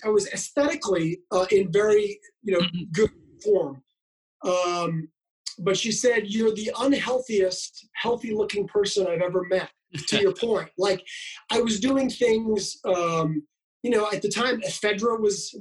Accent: Canada; I grew up in Canada

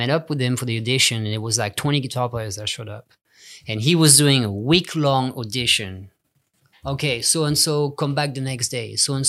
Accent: England, United Kingdom; now in United States; In LA, there was great players, but it was in the rock and roll style. So I felt at home.

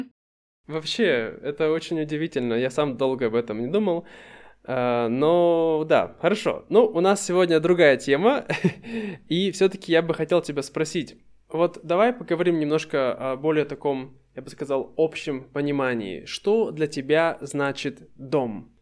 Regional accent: Russia; moved away; То есть это мой дом, мой родной город. И сколько бы я ни находился за пределами России, я всегда чувствую, что для меня это дом.

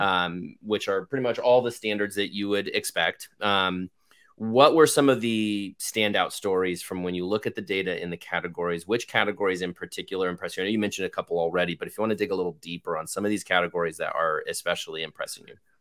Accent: United States; I'm an American

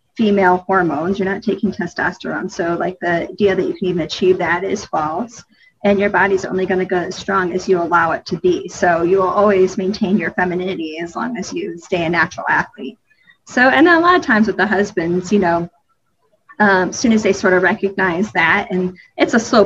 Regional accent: Detroit, Michigan, United States; now in Charlotte, United States; when we grew up in Detroit, Michigan, we moved down here and outside of Charlotte, and I think in 97

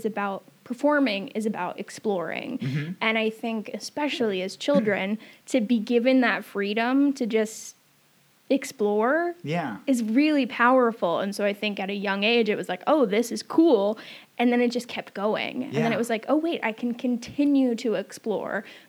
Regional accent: Camano Island, Washington, United States; also born or lived in Everett, Washington; I grew up on Camino

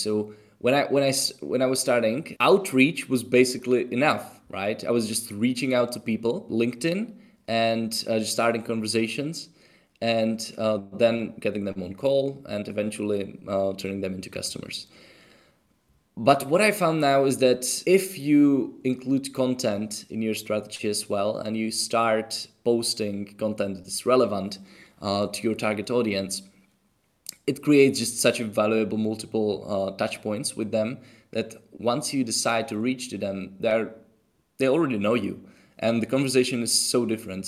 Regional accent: Czechia; English is a second language; moved away; also born or lived in Tenerife; I'm from Czech Republic

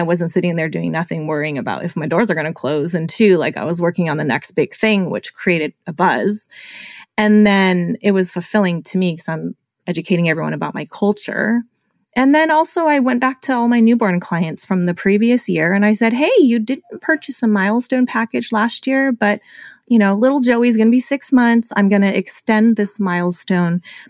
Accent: California, United States; I was born and raised in California

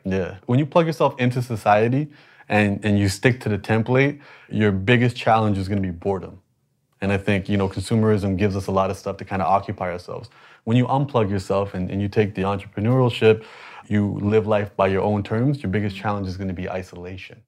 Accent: Toronto, Ontario, Canada; I was born in Canada, but I'm the minority in Toronto

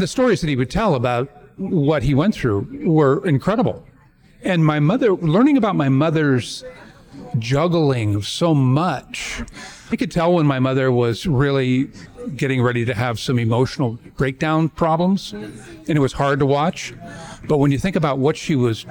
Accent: Coronado, California, United States; I grew up in Coronado.

